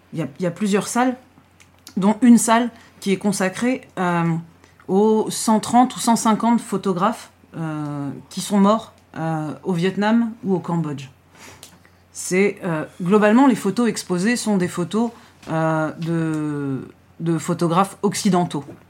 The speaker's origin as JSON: {"language": "French", "country": "France"}